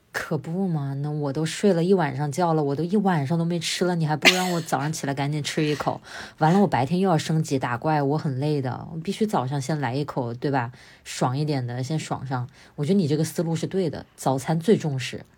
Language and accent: Chinese; Wuhan, Hubei, China; 我是武汉长大